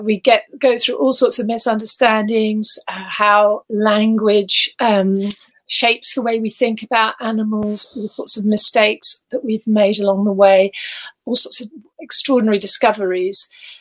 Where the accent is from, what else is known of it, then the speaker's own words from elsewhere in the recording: Gibraltar; born there; I was born in Gibraltar. We had a Spanish nanny. My dad was in the army